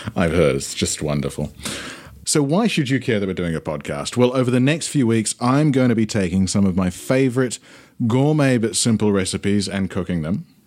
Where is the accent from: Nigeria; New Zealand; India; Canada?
New Zealand; moved away as an adult; now in London, United Kingdom; I'm from New Zealand